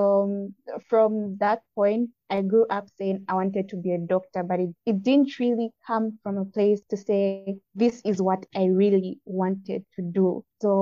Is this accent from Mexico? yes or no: no; Zambia; moved away as an adult; also born or lived in Chinsali, Muchinga Province / Ndola; now in Moscow, Russia; So I'm from Zambia. I don't really have a particular city where I can say this is where I stay in, but I will say my family at the moment is based in Muchinga